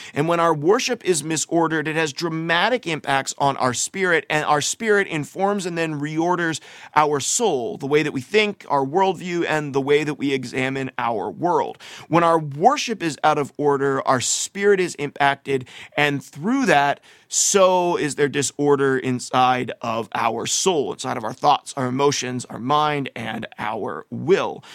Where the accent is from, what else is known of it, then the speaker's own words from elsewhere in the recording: United States; growing up in America, like I have